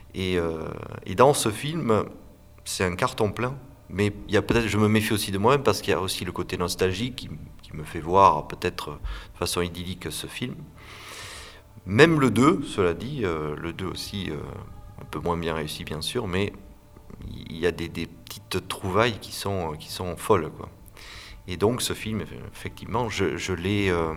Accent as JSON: {"language": "French", "area": "Landes", "region": "Nouvelle-Aquitaine", "country": "France", "tie": "born or raised there", "also_born_or_lived": "Bordeaux / Pays Basque", "said": "je suis né dans les Landes et j'ai fait mes études à Bordeaux"}